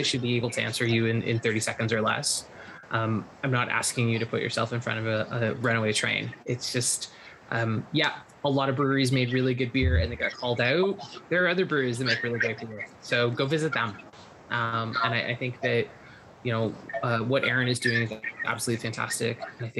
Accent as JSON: {"language": "English", "country": "United States", "lives_now": "Canada", "said": "Just want to say, I'm actually an American in Canada"}